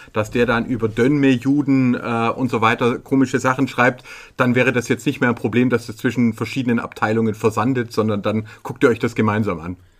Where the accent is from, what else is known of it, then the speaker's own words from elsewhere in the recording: Stuttgart, Baden-Württemberg, Germany; Wir sind ja als Stuttgarter